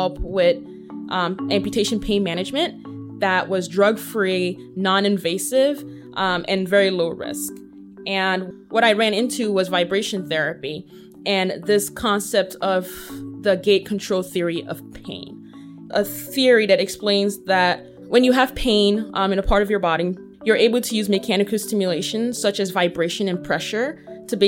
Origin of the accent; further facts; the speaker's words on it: United States; also born or lived in Nigeria; I spent most of my childhood here in the United States.